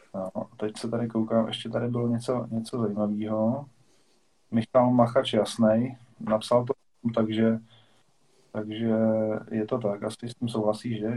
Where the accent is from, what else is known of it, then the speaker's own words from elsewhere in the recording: Žďár nad Sázavou, Vysočina Region, Czechia; já jsem ze Žďáru